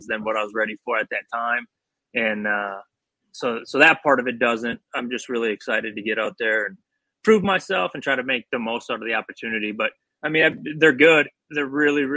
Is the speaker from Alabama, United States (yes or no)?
no; Shakopee, Minnesota, United States; moved away as an adult; also born or lived in Florida / Tennessee; I grew up in Shakopee. My mom lived in Shakopee. My dad lived in Minneapolis